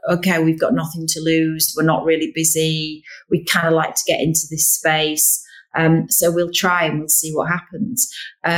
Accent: Yorkshire and the Humber, United Kingdom; we're from Yorkshire

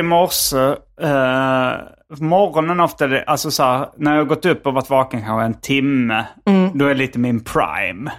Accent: Hjärup, Skåne, Sweden; Hjärup där jag växte upp

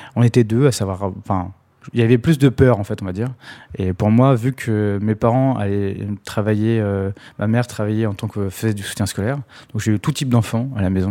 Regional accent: Sarcelles, Île-de-France, France; je viens de Sarcelles, à la base.

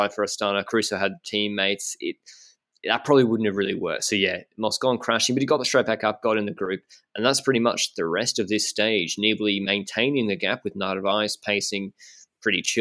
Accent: Brisbane, Queensland, Australia; moved away as an adult; now in Andorra; I'm from Brisbane

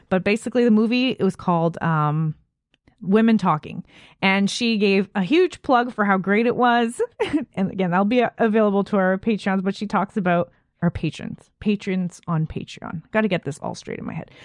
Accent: Canada; As a Canadian

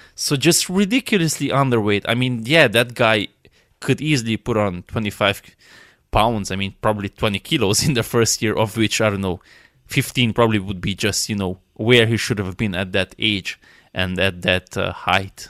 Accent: Romania; I'm from Romania

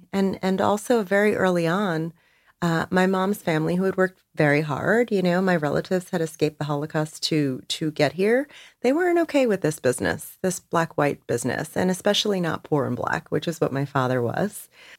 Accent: Perth Amboy, New Jersey, United States; most folks would not expect from kids growing up in Perth Amboy, New Jersey.

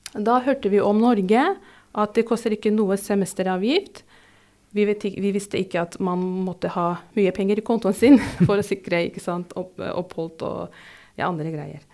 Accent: Turkey; Norwegian is a second language; moved away as an adult; now in Drammen, Norway; Jeg sier ikke opprinnelig fra Tyrkia, for jeg er fra Tyrkia.

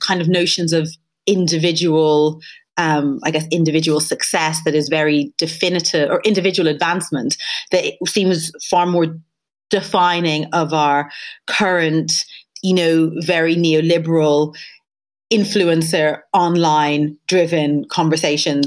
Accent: Dublin, Leinster, Ireland; moved away as an adult; now in United Kingdom; I moved from Dublin to London

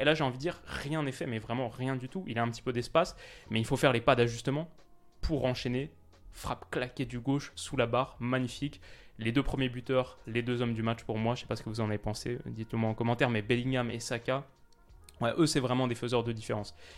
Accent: France; en tant que Français

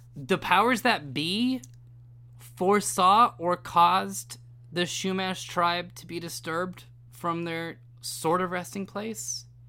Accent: California, United States; my home state

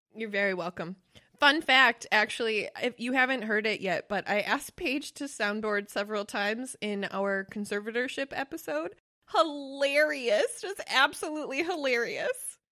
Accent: Wisconsin, United States; we're from Wisconsin.

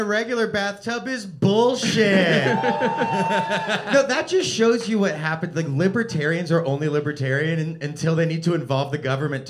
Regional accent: Los Angeles, California, United States; I am from Los Angeles

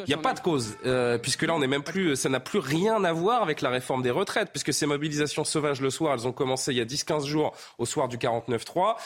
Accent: France; chez nous en France

